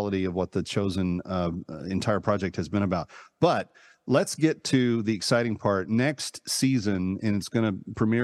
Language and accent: English; Fort Worth, Texas, United States; moved away as an adult; also born or lived in New York; I grew up in Texas. I haven't lived there in 40 years, but until I was 18, it was what I called home.